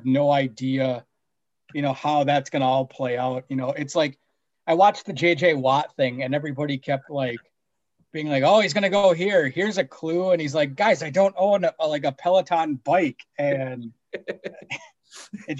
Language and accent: English; Minnesota, United States; born or raised there; moved away; also born or lived in Utica, New York